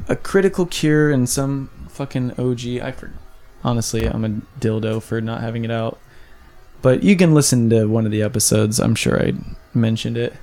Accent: Kansas, United States; now in Los Angeles, United States; I'm from Kansas

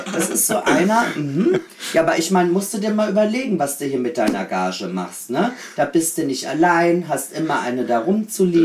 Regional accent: Austria; now in Berlin, Germany; ich bin auch aus Österreich, also ganz äh, äh, erzkatholisch erzogen

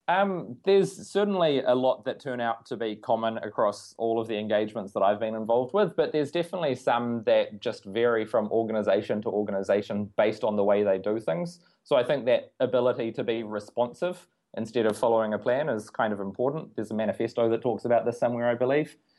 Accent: New Zealand; being a New Zealander

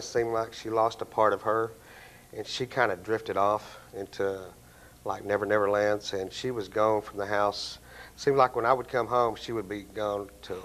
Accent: Dalhart, Texas, United States; now in Abilene, United States; I'm originally from the up in the Panhandle, a little town called Dalhart, Texas, which is north of Amarillo

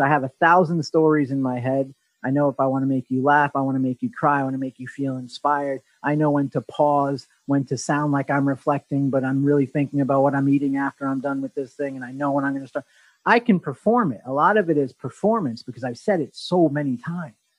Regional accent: Australia; now in New York City, United States; I'm from Australia

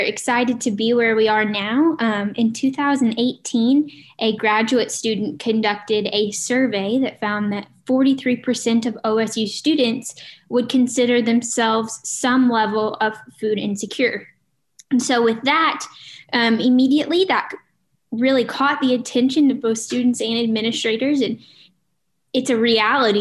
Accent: Cushing, Oklahoma, United States; I am from Cushing, Oklahoma. I grew up on a small cow-calf operation here in Cushing

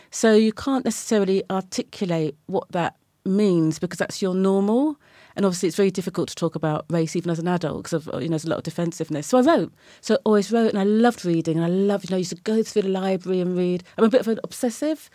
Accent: Brighton, South East England, United Kingdom; moved away as an adult; now in London, United Kingdom; I was born in Brighton and Sussex and kind of came to London in my late twenties

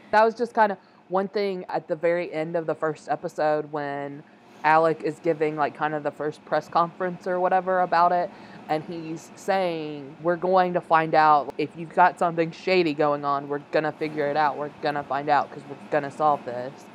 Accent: United States; me as an American viewer

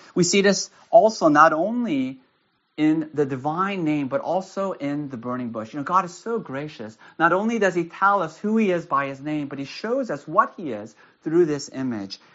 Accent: United States; also born or lived in Castro Valley, California; I live in Castro Valley. I'm an American.

